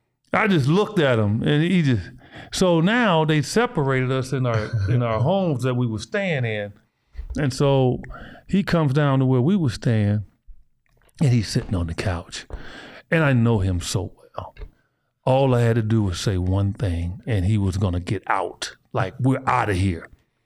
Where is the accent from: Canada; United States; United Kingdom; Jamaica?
United States; Kansas City; Because we grew up together in Kansas City.